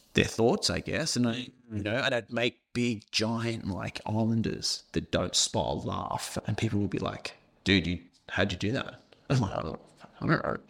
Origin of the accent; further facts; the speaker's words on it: Australia; accent: thick Scottish accent; also born or lived in Scotland; I moved from Scotland to Australia